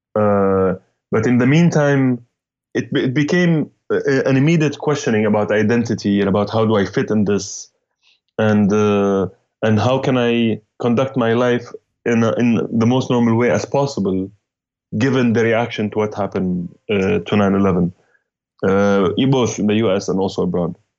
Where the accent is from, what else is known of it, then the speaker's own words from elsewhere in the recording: Damascus, Damascus Governorate, Syria; moved away as an adult; now in New York City, United States; I'm from Damascus, Syria. Uh, lived uh, most of my life there. Moved to New York, 2001